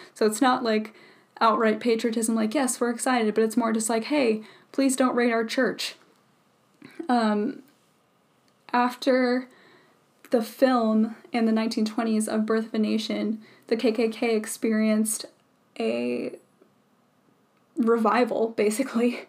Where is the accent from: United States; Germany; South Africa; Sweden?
United States; I truly love our country and our home